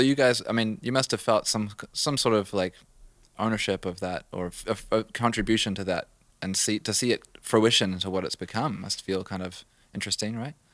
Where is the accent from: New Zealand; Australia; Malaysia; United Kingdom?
New Zealand; moved away; I grew up in New Zealand